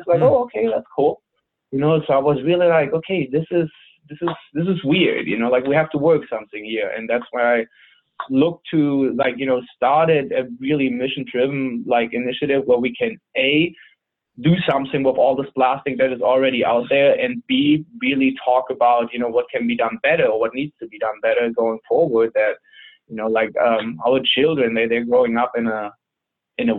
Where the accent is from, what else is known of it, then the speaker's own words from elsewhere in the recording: Germany; moved away as an adult; now in San Diego, United States; I'm originally from Germany. I've been in San Diego, California now for almost 9 years.